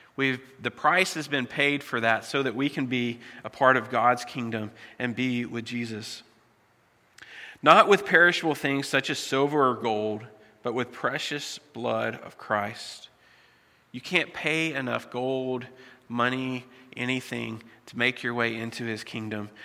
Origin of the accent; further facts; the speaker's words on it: United States; moved away as an adult; I was born in the States, and so my citizenship is still there